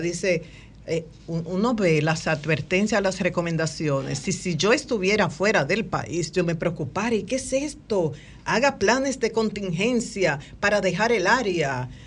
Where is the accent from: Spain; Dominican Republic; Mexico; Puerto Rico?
Dominican Republic; nosotros como dominicanos